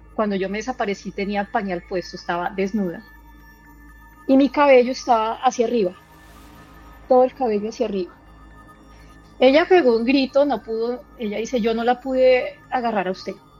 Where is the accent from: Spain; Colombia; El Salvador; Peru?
Colombia; now in Arkansas, United States; soy eh, de Colombia, actualmente me encuentro residiendo en Arkansas, en Estados Unidos